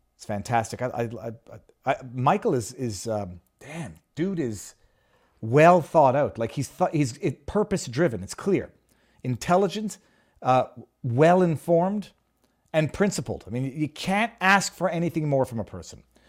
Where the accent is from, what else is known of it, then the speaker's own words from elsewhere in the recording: Canada; now in Florida, United States; I'm Canadian